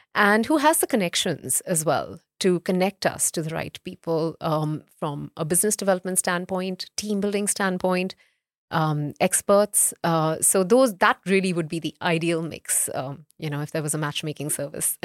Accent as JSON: {"language": "English", "town": "Mumbai", "region": "Maharashtra", "country": "India", "tie": "born or raised there", "also_born_or_lived": "North India", "said": "I'm, I'm North Indian by, um, heritage, but I grew up in, in, um, in Bombay"}